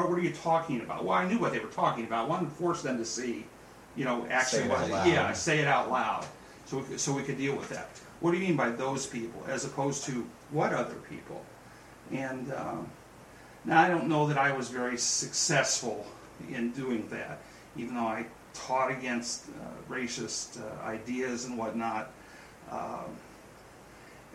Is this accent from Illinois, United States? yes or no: no; California, United States; born or raised there; also born or lived in Bryan, Ohio